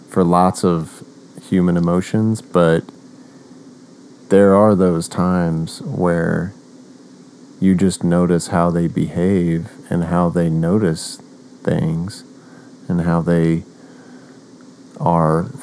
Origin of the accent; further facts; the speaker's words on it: Oklahoma, United States; And I'm from Oklahoma, west